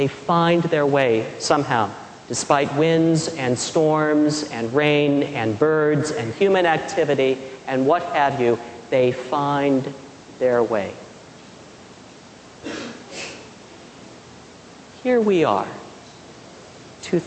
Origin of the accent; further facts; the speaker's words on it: Midwest, United States; when I was growing up in the Midwest